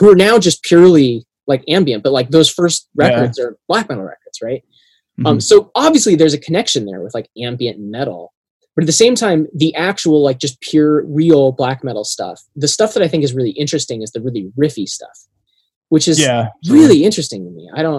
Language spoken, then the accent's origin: English; Cascadia, Pacific Northwest, United States; I'm also from Cascadia and from the region.